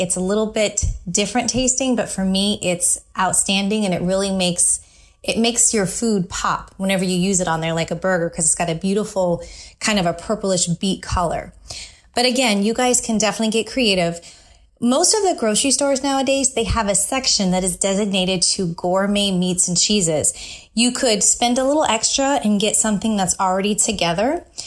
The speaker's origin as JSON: {"language": "English", "area": "San Francisco Bay Area", "region": "California", "country": "United States", "tie": "born or raised there", "moved": "yes", "lives_now": "Tampa, United States", "said": "growing up in the San Francisco Bay Area"}